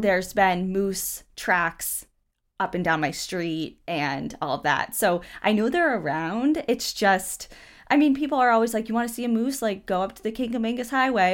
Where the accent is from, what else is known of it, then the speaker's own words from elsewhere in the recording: southern New Hampshire, United States; we're from southern New Hampshire.